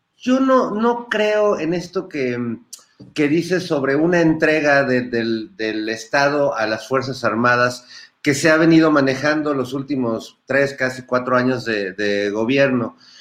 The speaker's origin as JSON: {"language": "Spanish", "country": "Mexico"}